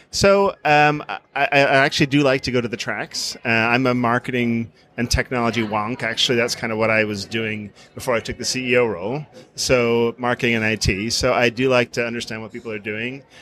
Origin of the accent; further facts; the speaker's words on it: Farna, Ireland; in, in, Ireland, people tend to name their homes. Mm-hmm. So I lived in Farna.